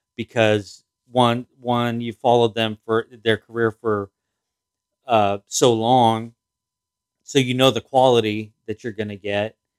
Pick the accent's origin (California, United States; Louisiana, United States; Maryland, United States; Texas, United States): California, United States; outside Los Angeles; I didn't grow up in L A. I grew up outside